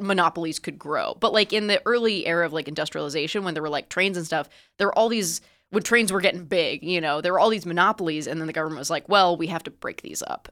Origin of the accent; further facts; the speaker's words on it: Palo Alto, California, United States; I am from Palo Alto, California.